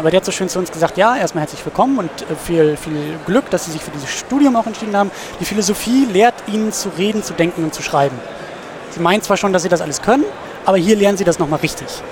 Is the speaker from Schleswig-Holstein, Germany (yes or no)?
yes; Husum, Schleswig-Holstein, Germany; now in Kiel, Germany; ich komme aus Husum